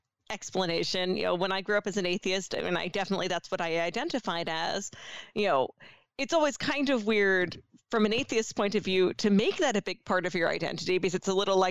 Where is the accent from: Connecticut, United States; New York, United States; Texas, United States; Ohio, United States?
New York, United States; as a New Yorker